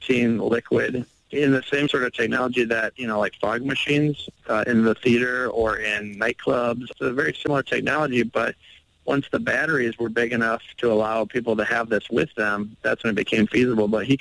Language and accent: English; Milwaukee, Wisconsin, United States; I'm over here in my hometown of Milwaukee, Wisconsin, which is just north of Chicago